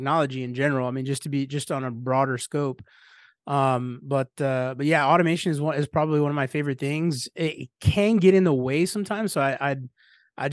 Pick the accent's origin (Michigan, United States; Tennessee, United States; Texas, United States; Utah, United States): Texas, United States; San Antonio; I'm from San Antonio, Texas